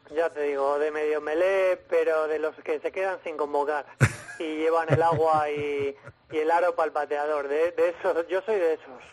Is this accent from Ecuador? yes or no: no; Spain; now in Australia; tenemos como el síndrome del emigrante que cuando viene aquí algún español